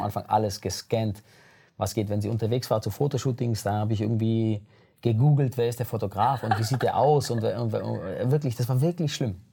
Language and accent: German; Germany; aus Italien kommen meine Eltern, aber ich bin in Deutschland geboren.